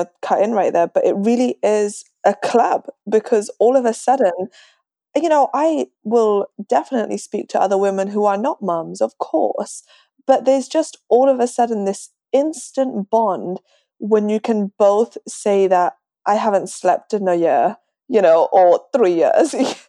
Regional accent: London, United Kingdom; moved away as an adult; now in Dallas, United States; I moved to Dallas, Texas from London. Slowly losing my accent, so I probably sound like a Texan already. I've been here for 5 years.

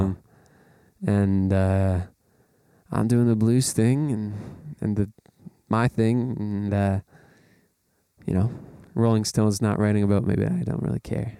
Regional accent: Canada; as a Canadian citizen

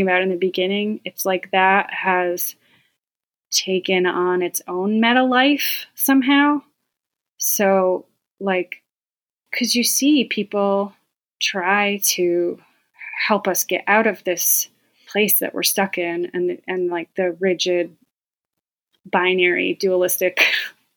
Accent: Auburn, New York, United States; I was born into a very Roman Catholic family in Auburn, New York, about an hour from here.

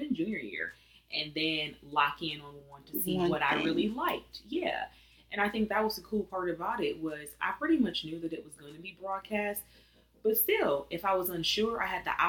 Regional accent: Flint, Michigan, United States; moved away as an adult; also born or lived in Atlanta, Georgia; I had also never left Michigan. I'm from Flint, Michigan, and then went to Michigan State

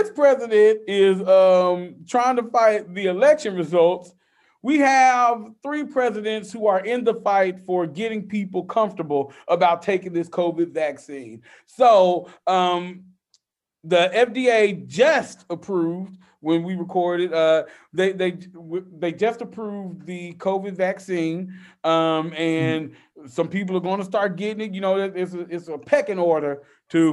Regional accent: Memphis, Tennessee, United States; I don't even claim Tennessee. I claim Memphis.

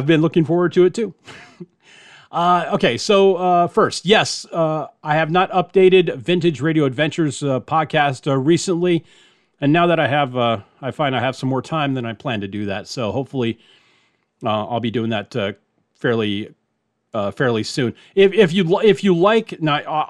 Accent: Miami, Florida, United States; When I was growing up in Miami

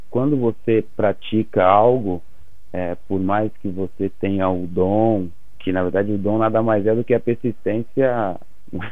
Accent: Viçosa, Minas Gerais, Brazil; Eu sou de Minas Gerais. Sou de Viçosa.

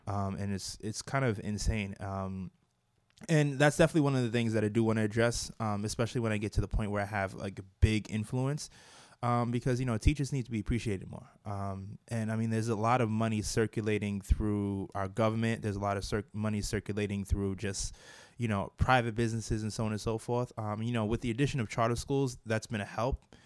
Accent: New York City, New York, United States; also born or lived in Brooklyn, New York; I was raised uh, in Staten Island, and I lived a good portion of my life in Staten Island

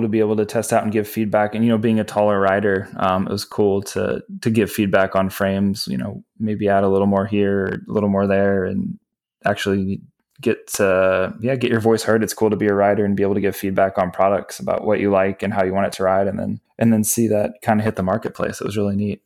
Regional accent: Virginia, United States; now in Los Angeles, United States; I grew up in Virginia

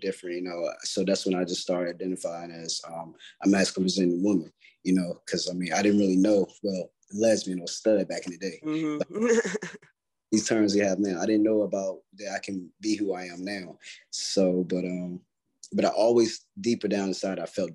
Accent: Stovall, North Carolina, United States; moved away; I'm from North Carolina originally.

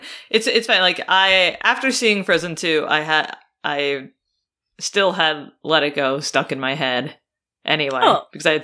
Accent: New York, United States; I'm a New Yorker, I cry in the subway, it's no big deal.

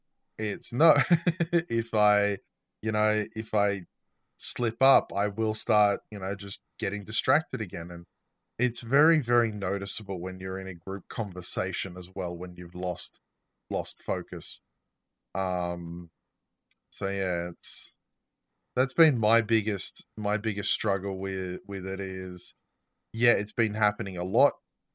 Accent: Australia; I'm Australian.

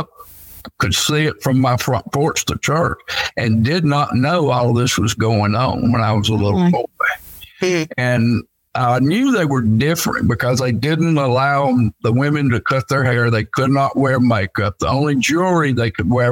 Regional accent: Dalton, Georgia, United States; also born or lived in Florida; I was raised in Dalton

